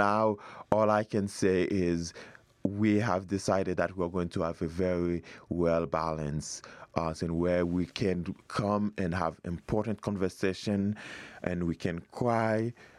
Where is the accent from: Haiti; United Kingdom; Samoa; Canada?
Haiti; moved away as an adult; now in United States; I grew up in Haiti.